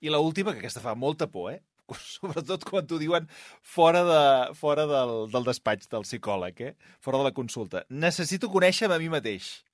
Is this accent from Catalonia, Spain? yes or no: yes; Catalonia, Spain; Jo, com a bon català